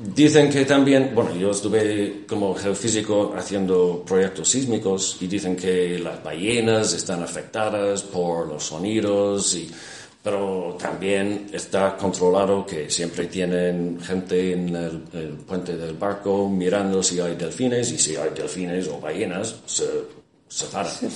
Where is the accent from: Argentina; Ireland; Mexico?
Ireland; Spanish is a second language; en mi país, en Irlanda